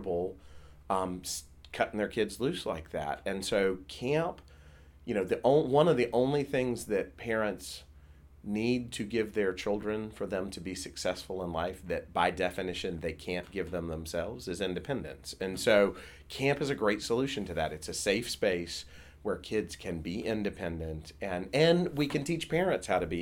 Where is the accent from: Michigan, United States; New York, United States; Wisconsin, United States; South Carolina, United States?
South Carolina, United States; when I was a kid, I grew up in South Carolina.